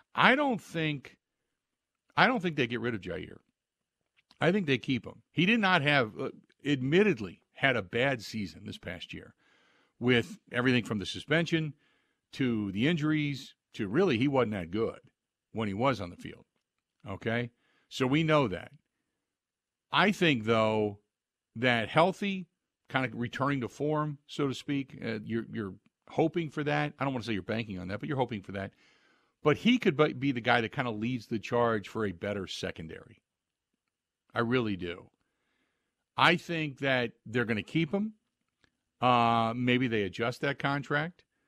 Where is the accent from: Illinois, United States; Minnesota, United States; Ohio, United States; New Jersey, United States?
Ohio, United States; Cincinnati; now in Wisconsin, United States; back when I grew up in Cincinnati